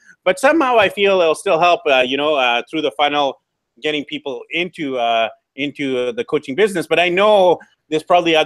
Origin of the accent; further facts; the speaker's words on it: Canada; now in South America; I'm actually from Canada